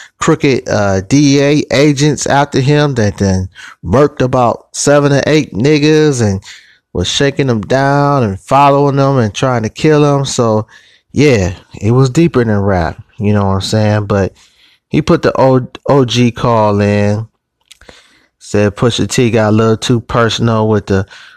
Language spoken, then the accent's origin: English; Cleveland, Ohio, United States; my hometown of Cleveland, Ohio